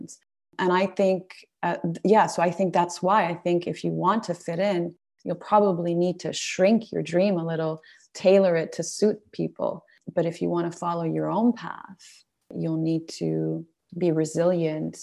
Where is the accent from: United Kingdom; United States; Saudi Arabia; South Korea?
Saudi Arabia; Being a woman of Middle Eastern heritage, growing up in Saudi Arabia